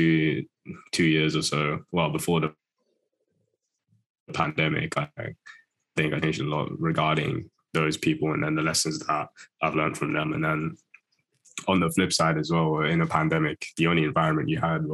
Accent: United Kingdom; Close to London, close to London. I've got to be careful about saying if I'm from London these days, people call me out.

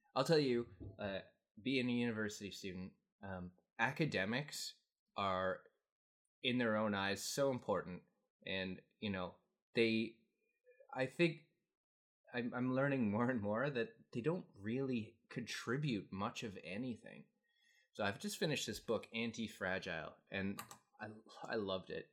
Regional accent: Canada; also born or lived in Asia; I'm from Canada and living in Canada

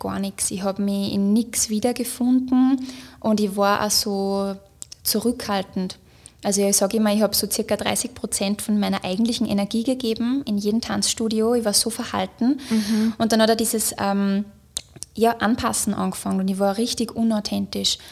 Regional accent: Upper Austria, Austria; moved away as an adult; also born or lived in Linz; now in Vienna, Austria; ich bin ja aus Oberösterreich und ich bin dann nach Wien gezogen wegen meiner Arbeit

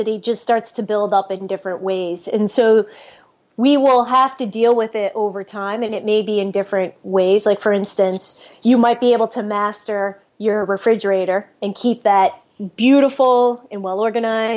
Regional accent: New York, United States; I'm from New York. We tend to be direct, but also I'm also a first generation American

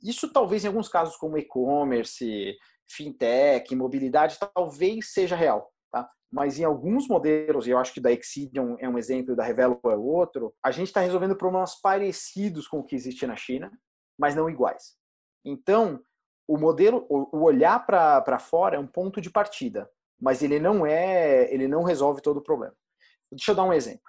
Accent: Goiatuba, Goiás, Brazil; moved away as an adult; now in São Paulo, Brazil; eu não sou de São Paulo, eu cresci uh, no interior de Goiás, numa cidade chamada Goiatuba

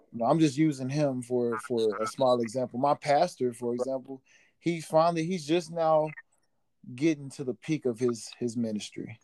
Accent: Oklahoma, United States; moved away; go back to my home state

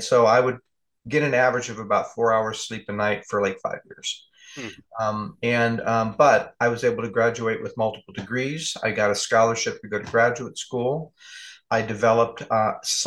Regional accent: California, United States; moved away as an adult; also born or lived in Newark, New Jersey; now in Pacific Northwest, United States; I'm from California and I'm a warm weather baby

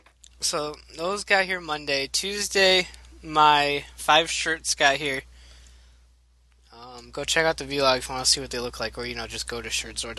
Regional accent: Michigan, United States; I'm not from Decatur. Oh. I'm from Michigan.

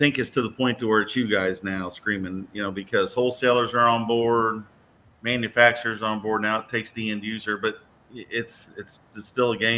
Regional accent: Indiana, United States; it's just a couple of Hoosiers

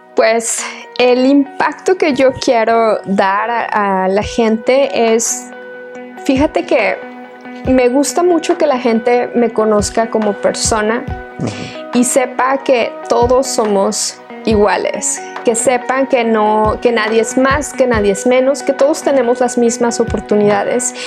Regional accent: Querétaro, Mexico; now in Austin, United States; soy nacida en la ciudad de Querétaro. Este, mis abuelitos vivían en un pueblito hermoso donde yo también vivía y con ellos.

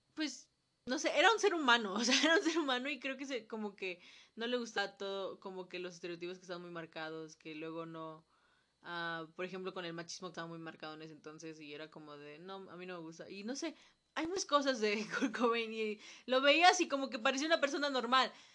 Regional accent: Mexico; nosotros como sociedad mexicana

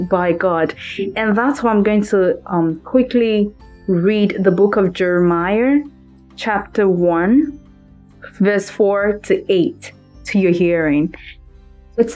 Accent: Nigeria; English is a second language; now in Los Angeles, United States; I'm from Maryland, by the way, of Nigeria.

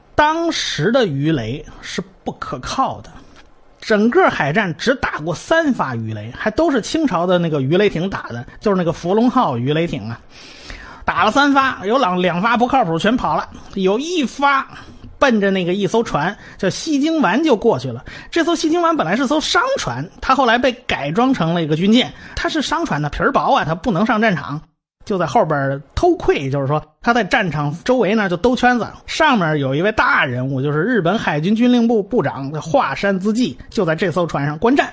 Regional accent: China; 我们中国人

